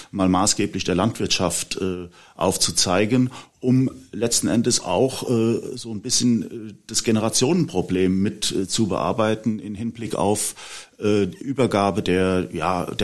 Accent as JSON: {"language": "German", "town": "Bad Sobernheim", "region": "Rhineland-Palatinate", "country": "Germany", "tie": "born or raised there", "said": "ich bin ähm, gebürtig aus Bad Sobernheim"}